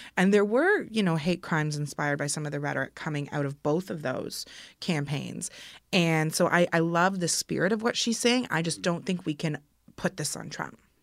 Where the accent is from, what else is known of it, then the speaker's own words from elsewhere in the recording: Kitchener, Ontario, Canada; I'm from Kitchener